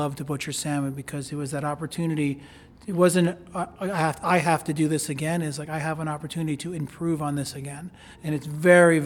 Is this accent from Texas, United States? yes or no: no; New York, United States; moved away; I was born and raised in New York